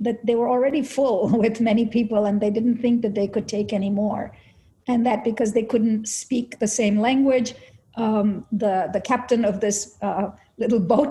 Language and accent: English; India; moved away as an adult; also born or lived in Delhi, India; now in United States; when I was growing up in India